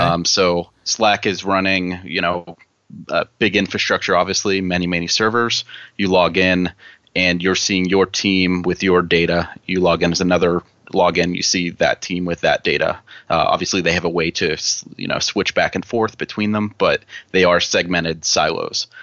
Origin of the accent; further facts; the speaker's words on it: Pittsburgh, Pennsylvania, United States; I'm from Pittsburgh, Pennsylvania